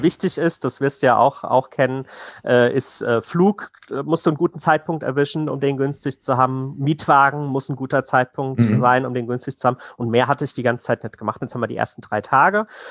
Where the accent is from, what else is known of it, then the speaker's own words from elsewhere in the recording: Hesse, Germany; wir kommen aus Hessen